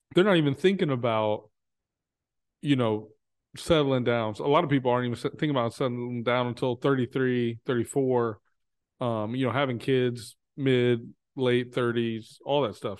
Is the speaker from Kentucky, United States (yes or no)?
no; Texas, United States; now in Chicago, United States; I'm from Texas